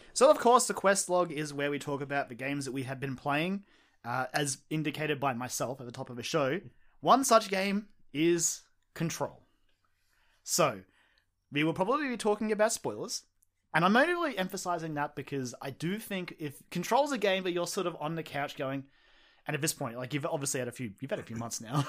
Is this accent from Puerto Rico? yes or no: no; Australia; I'm Australian